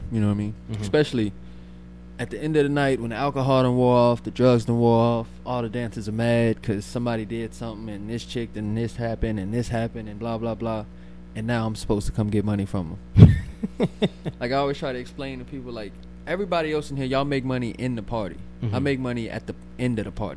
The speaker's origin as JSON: {"language": "English", "town": "New Orleans", "region": "Louisiana", "country": "United States", "said": "I'm from New Orleans."}